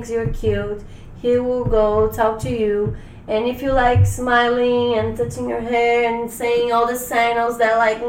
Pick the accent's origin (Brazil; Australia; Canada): Brazil; Rio de Janeiro; now in United States